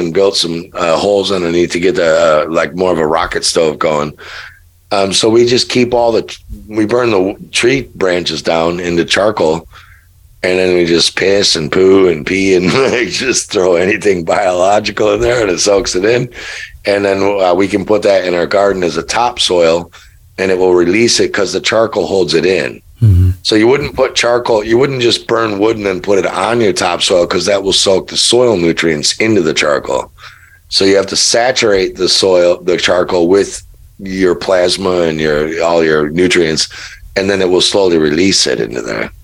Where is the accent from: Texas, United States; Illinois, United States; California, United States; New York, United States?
Illinois, United States; Chicago; moved away; I'm from there. I'm from Chicago